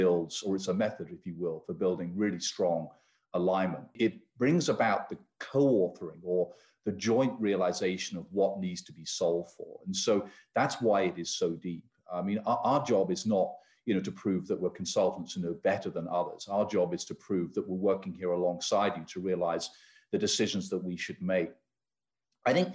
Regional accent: United Kingdom; now in United States; I hail, you can probably tell from my accent, from the UK

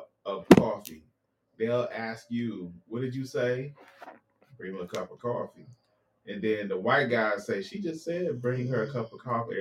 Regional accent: the South, United States; accent: Southern; I'm your Southern translator.

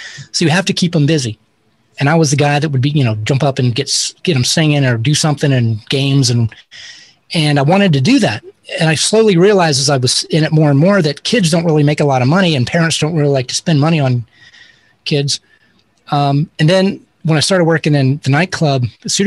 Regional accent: Tallahassee, Florida, United States; I'm really from Florida. Tallahassee is right under Georgia. So it's Florida.

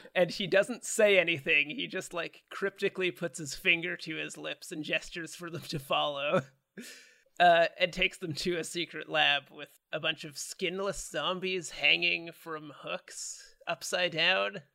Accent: Canada; we're Canadian

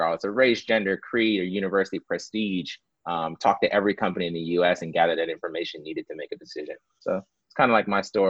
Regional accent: Rochester, New York, United States; So I'm originally from Rochester, New York, which is this like upstate New York, small town.

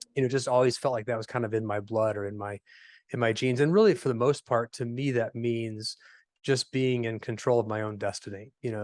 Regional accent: Fort Wayne, Indiana, United States; I am a native of Indiana, so born and raised in Fort Wayne, Indiana. Uh, lived here my whole life

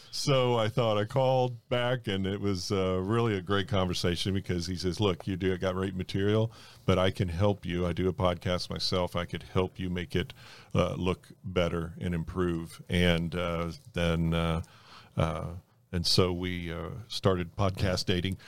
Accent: North Miami, Florida, United States; born or raised there; also born or lived in Fort Lauderdale, Florida

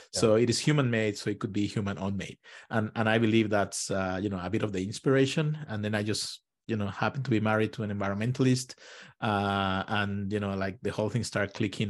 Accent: Mexico; moved away as an adult; also born or lived in Israel; now in United States; I'm originally from Mexico and, you know, I grew up in a country that, you know, the whole economy is based on oil

